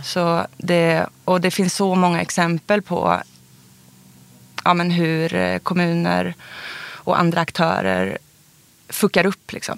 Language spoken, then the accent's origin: Swedish; Karlstad, Värmland, Sweden; moved away; also born or lived in Uppsala; i det huset där, ett av de husen då där jag växte upp